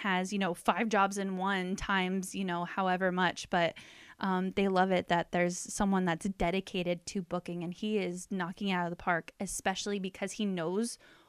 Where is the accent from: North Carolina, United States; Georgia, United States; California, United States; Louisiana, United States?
California, United States; Beaumont; born or raised there; also born or lived in Palm Springs, California / Indio, California